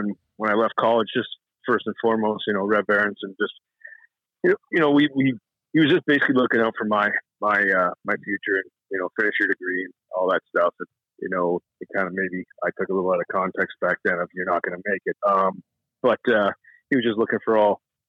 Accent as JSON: {"language": "English", "town": "Toronto", "region": "Ontario", "country": "Canada", "tie": "born or raised there", "said": "I grew up in Toronto"}